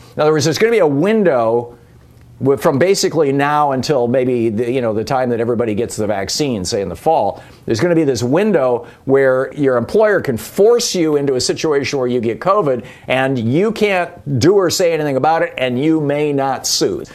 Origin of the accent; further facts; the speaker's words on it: Michigan, United States; moved away; I grew up in Michigan